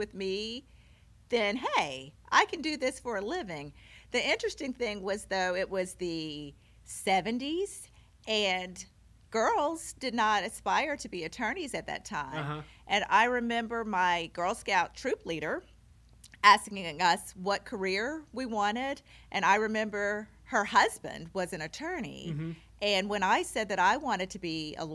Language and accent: English; Oxford, Mississippi, United States; moved away as an adult; now in Carbondale, United States; I was born and raised in Oxford, Mississippi, which is a small college town